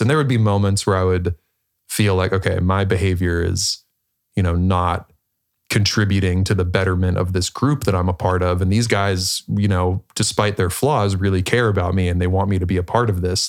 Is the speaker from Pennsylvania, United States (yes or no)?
yes; Pittsburgh, Pennsylvania, United States; I was born in Pittsburgh, Pennsylvania, um, small suburb outside of there